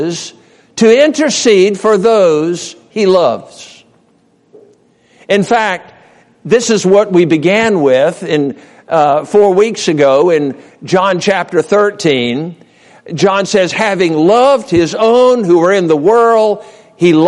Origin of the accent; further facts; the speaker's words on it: Norfolk, Virginia, United States; I grew up in Norfolk, Virginia. That was home, born and reared there.